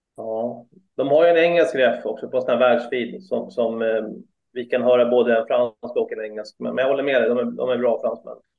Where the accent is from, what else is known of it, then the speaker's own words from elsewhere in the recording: Solna, Stockholm County, Sweden; moved away as an adult; now in Sigtuna, Sweden; Jag är uppväxt i Solna faktiskt första 30 åren